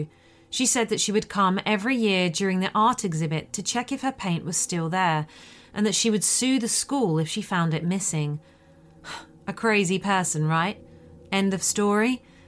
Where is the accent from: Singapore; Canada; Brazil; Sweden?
Sweden; it happened in my home country of Sweden when I went to an art school for a summer course